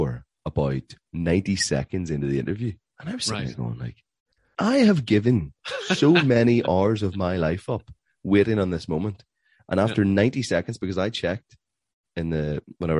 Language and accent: English; Ireland; I'm Irish